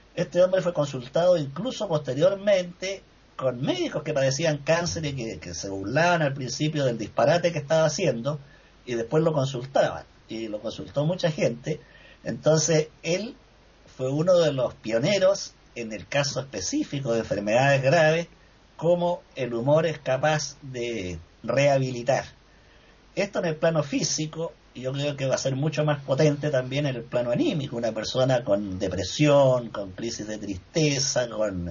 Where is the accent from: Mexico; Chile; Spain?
Chile; Valdivia, Los Ríos; en el sur de mi país, donde yo me crié en Valdivia, que es zona marítima costera